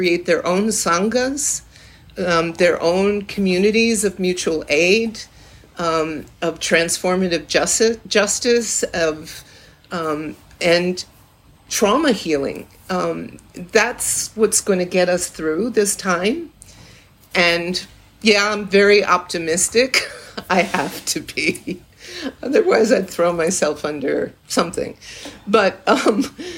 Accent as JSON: {"language": "English", "town": "Salem", "region": "Massachusetts", "country": "United States", "tie": "born or raised there", "said": "I was born in Salem, Massachusetts."}